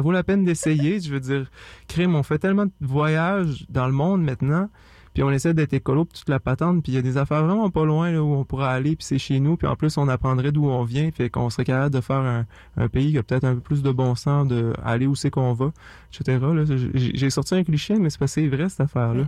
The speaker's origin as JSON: {"language": "French", "town": "Saint-Joseph-de-la-Rive", "region": "Quebec", "country": "Canada", "tie": "born or raised there", "said": "j'ai grandi en partie à Saint-Joseph-de-la-Rive"}